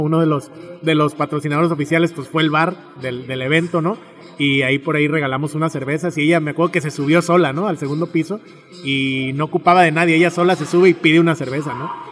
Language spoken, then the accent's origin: Spanish; Tepic, Nayarit, Mexico; yo nací en Tepic y me gusta mucho Tepic